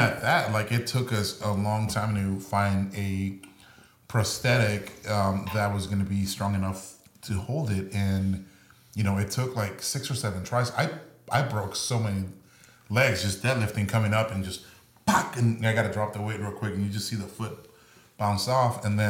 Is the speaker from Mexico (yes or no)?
yes; Mexico; born there; I was born in Mexico.